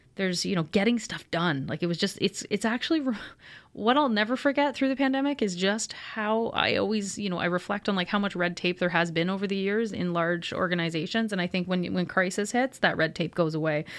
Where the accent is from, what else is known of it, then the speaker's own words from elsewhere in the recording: Kingston, Ontario, Canada; moved away; So Kingston is my hometown. I was raised here